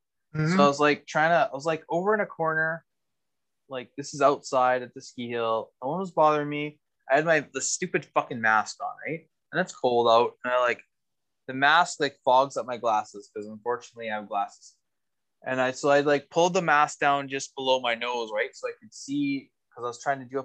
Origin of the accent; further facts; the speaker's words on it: Canada; as a Canadian